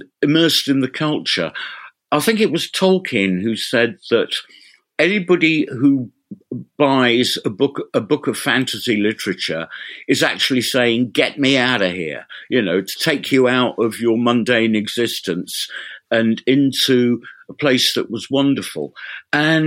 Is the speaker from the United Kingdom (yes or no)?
yes; Reading, South East England, United Kingdom; moved away as an adult; also born or lived in London; now in Ipswich, United Kingdom; I was born in London, raised in Reading, and I didn't get to get out of Reading and back to London until I was nearly 20.